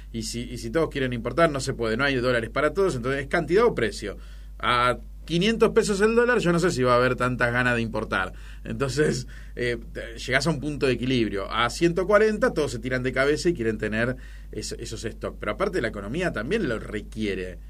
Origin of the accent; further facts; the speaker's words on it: Argentina; Somos Argentina